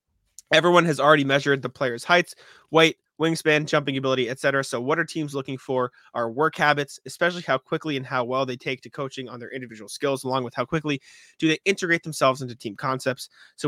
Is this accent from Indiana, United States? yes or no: yes; Indiana, United States; I grew up in Northwest Indiana